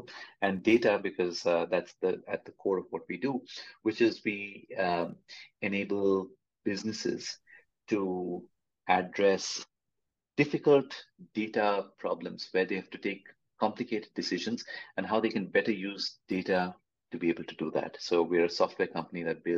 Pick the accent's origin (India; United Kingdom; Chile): India; I'm from India, and the generation that I'm a part